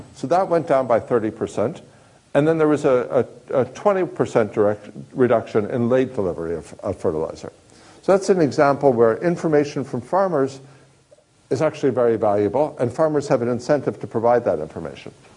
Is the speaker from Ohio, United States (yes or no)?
no; Kansas, United States; I grew up in Kansas